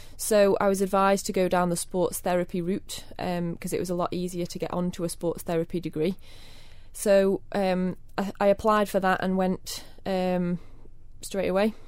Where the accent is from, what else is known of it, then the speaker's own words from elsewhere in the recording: Kirk Michael, Isle of Man; born in the Jane Cruckle. Um, I grew up in Kirk Michael.